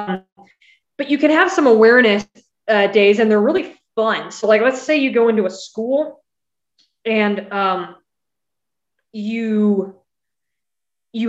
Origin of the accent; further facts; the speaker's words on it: California, United States; also born or lived in Missouri; in California